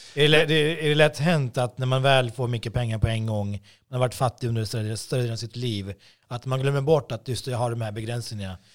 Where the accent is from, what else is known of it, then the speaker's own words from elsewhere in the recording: Botkyrka, Stockholm County, Sweden; Jag är också från Botkyrka